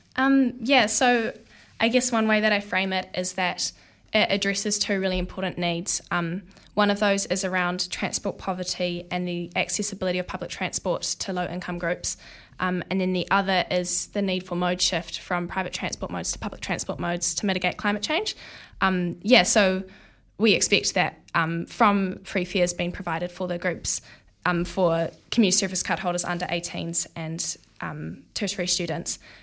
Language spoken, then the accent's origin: English; Porirua, Wellington, New Zealand; now in Wellington, New Zealand; I grew up in Porirua